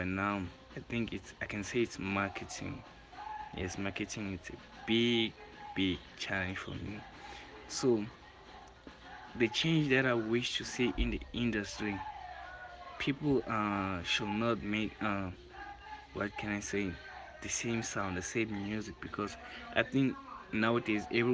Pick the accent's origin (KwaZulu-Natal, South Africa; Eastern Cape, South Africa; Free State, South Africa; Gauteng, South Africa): Gauteng, South Africa; Orlando West; from Orlando West